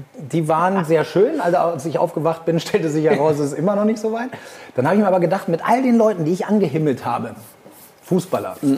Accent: Argentina; moved away; also born or lived in Hamburg; ich bin hier in Argentinien aufgewachsen

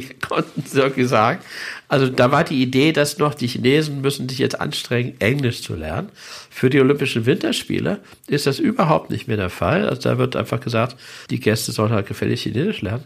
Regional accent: Germany; als Deutscher

